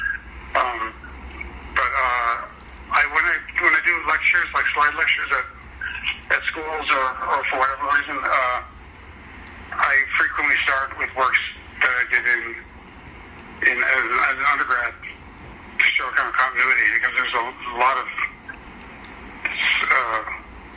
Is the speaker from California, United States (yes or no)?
no; Connecticut, United States; now in New York, United States; I was born in Connecticut